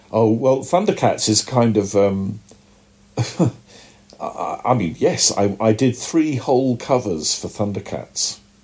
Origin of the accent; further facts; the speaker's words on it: United Kingdom; accent: British; my British accent